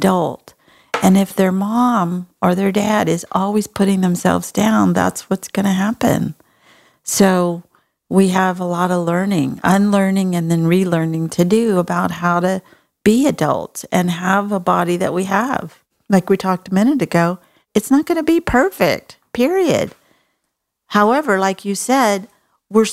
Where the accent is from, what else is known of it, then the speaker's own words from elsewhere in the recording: Texas, United States; I'm from Texas